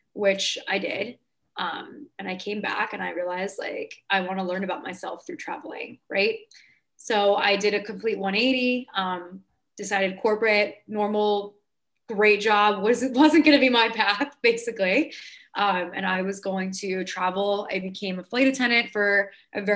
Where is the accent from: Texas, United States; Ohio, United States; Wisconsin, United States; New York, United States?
New York, United States; I'm from New York.